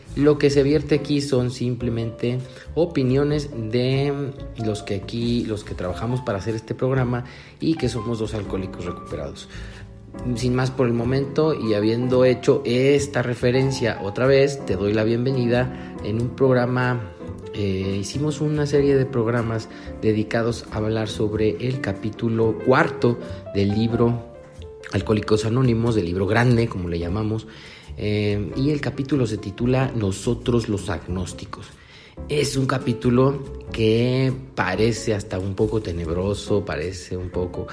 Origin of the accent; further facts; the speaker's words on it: Mexico